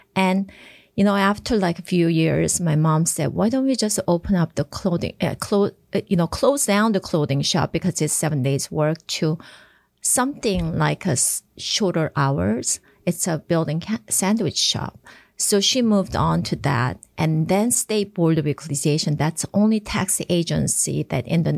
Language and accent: English; Japan; moved away as an adult; also born or lived in South Korea; now in United States; And I was born in Korea, and I was raised in Japan because my father's first post was in Japan, was a reason.